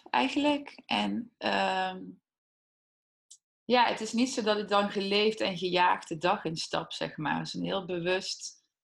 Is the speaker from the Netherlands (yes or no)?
yes; Heythuysen, Limburg, Netherlands; Heidhuizen, Midden-Limburg.